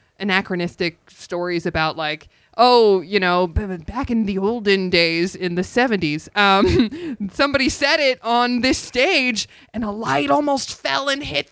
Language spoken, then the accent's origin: English; the Valley, California, United States; growing up in the Valley